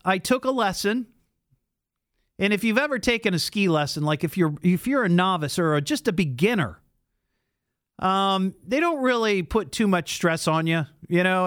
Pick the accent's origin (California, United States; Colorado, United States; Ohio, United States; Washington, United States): Ohio, United States; Beavercreek; I grew up in Beaver Creek